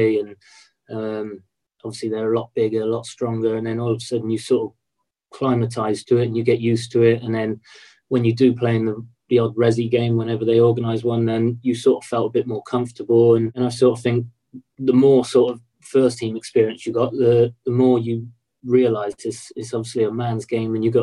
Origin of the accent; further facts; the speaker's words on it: Swindon, South West England, United Kingdom; I was still living at home, playing for my hometown team